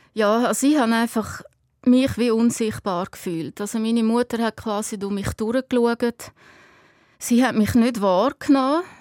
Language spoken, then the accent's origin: German; Lake Hallwil, Aargau, Switzerland; wir sind äh, am Halwilensee aufgewachsen